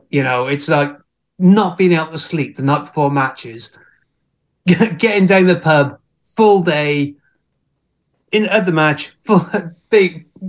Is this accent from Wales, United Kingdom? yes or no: yes; Newport, Wales, United Kingdom; I'm born and bred in Newport, my friend. That's Welsh.